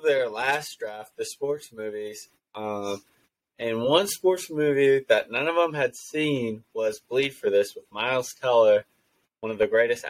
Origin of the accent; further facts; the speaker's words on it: Evansville, Indiana, United States; I'm from Evansville.